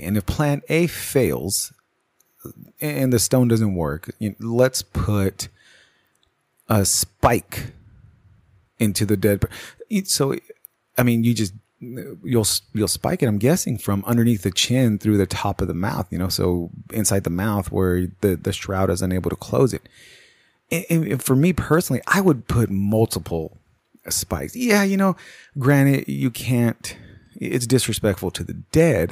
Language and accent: English; United States; me being an American